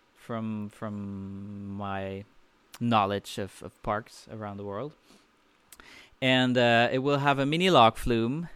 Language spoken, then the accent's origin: English; Belgium; Belgium, my home country.